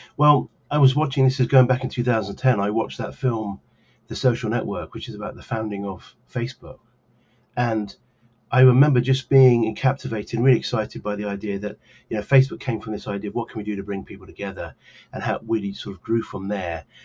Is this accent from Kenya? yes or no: no; Cambridge, East of England, United Kingdom; now in New Jersey, United States; I grew up as a, a young lad in uh, Cambridge, England